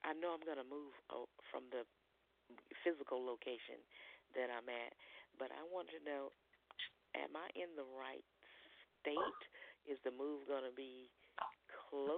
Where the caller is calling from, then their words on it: North Carolina, United States; I'm calling from North Carolina